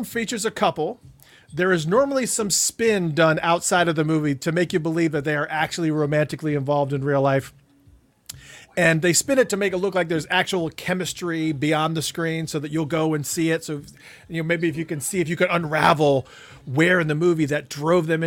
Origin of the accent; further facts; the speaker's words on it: Detroit, Michigan, United States; also born or lived in New Haven, Michigan; I lived in the projects of Detroit.